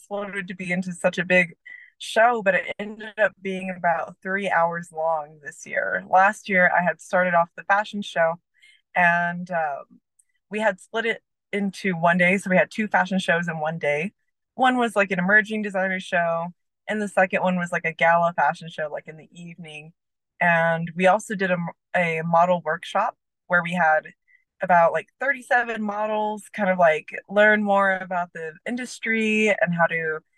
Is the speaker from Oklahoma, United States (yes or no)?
yes; Oklahoma City, Oklahoma, United States; now in Santa Fe, United States; I'm originally from Oklahoma City, but I live in Santa Fe, New Mexico with my two cats